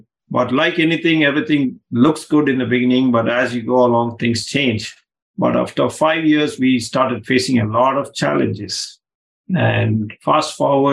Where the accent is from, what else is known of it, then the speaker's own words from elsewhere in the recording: India; moved away; I grew up in India